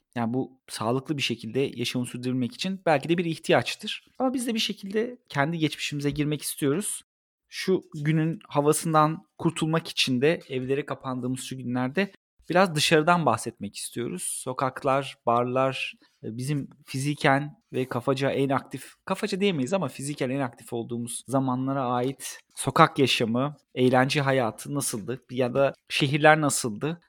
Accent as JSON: {"language": "Turkish", "region": "Ankara", "country": "Turkey", "tie": "born or raised there", "said": "benim doğduğum ev Kızılay'da"}